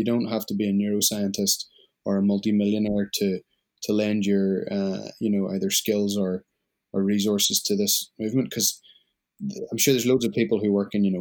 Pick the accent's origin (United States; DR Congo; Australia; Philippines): Australia; being an Australian citizen